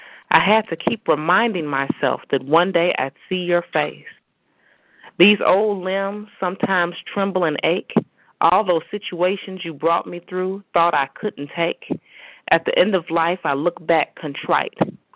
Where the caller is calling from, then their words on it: Chicago, Illinois, United States; I'm calling from Chicago.